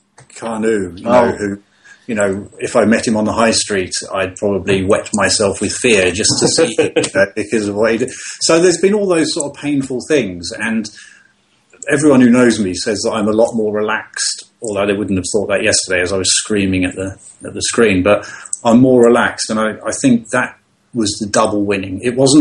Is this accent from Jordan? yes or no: no; London, United Kingdom; I grew up in Tottenham.